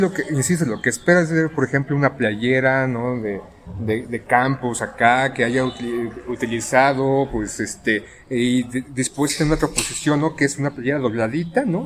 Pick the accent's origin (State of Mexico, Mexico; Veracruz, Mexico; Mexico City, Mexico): Mexico City, Mexico; somos defeños o antiguos defeños